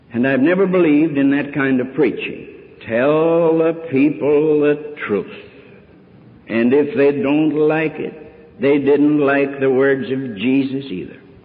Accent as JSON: {"language": "English", "country": "United States", "said": "I'm an American Christian"}